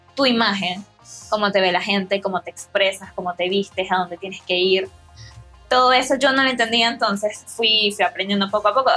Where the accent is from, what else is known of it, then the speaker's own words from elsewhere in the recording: Venezuela; Soy una joven venezolana